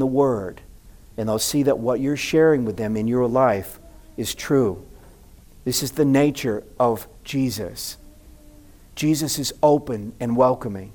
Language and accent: English; the South, United States; I grew up in the South